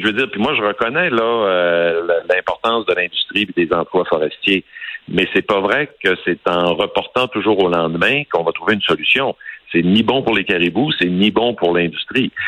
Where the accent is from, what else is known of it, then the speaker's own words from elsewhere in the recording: Saguenay, Quebec, Canada; chez moi au Saguenay